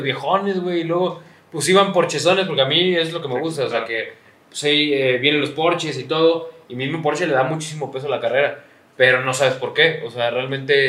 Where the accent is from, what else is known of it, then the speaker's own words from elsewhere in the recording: Mexico; le digo, no, pues de México